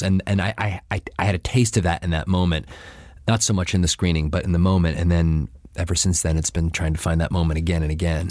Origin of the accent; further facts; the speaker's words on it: Buffalo, New York, United States; now in New Haven, United States; I'm from Buffalo